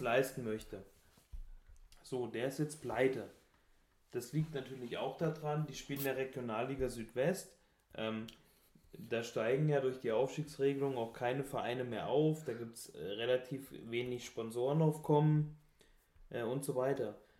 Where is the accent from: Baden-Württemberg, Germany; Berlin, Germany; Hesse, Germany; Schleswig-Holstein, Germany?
Hesse, Germany; North; Ich komme ähm, aus Hessisch-Sibirien, also aus Nordhessen